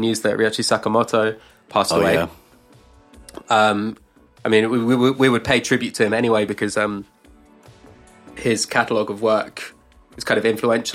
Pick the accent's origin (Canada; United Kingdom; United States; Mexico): United Kingdom; we had it as well, like growing up in the UK